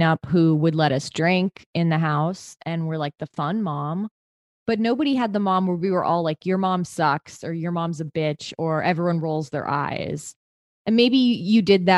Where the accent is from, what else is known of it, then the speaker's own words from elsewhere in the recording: San Francisco, California, United States; I'm from San Francisco